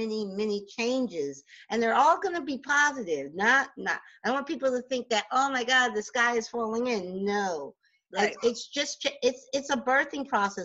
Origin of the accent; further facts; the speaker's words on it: New Jersey, United States; I'm born and raised in Jersey